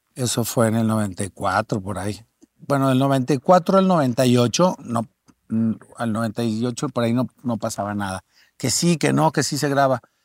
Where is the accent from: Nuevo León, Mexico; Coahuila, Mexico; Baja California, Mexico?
Coahuila, Mexico; Torreón; moved away; also born or lived in Mexico City; yo soy